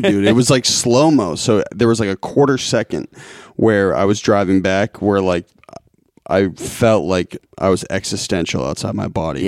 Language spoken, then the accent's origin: English; Lincoln, Massachusetts, United States; I grew up in Lincoln, Mass